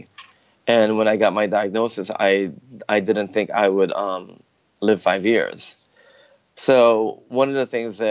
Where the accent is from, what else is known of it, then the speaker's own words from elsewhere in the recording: Chicago, Illinois, United States; moved away as an adult; also born or lived in Philippines; now in San Francisco, United States; my family moved to Chicago, actually, when I was 11. And so I technically grew up in Chicago